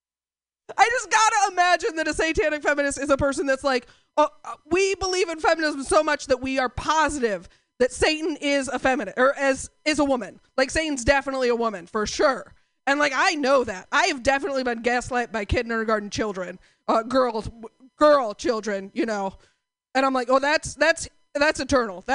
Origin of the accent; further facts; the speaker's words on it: Portland, United States; I'm from Portland